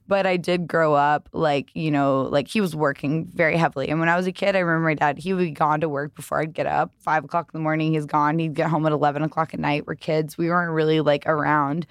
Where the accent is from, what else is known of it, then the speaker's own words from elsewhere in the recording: the South, United States; I grew up in the South